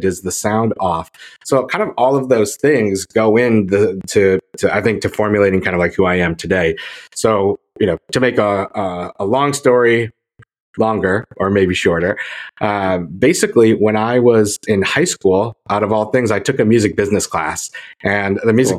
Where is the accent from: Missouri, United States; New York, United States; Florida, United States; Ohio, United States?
New York, United States; Syracuse; I grew up in Syracuse in upstate New York